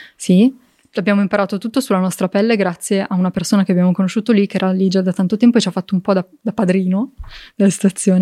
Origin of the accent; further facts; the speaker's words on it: province of Varese, near Lake Maggiore, Lombardy, Italy; sono cresciuta in un contesto molto bucolico